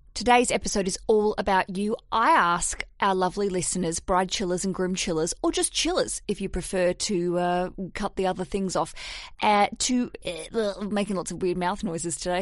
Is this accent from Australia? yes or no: yes; Australia; moved away as an adult; now in London, United Kingdom; I'm Australian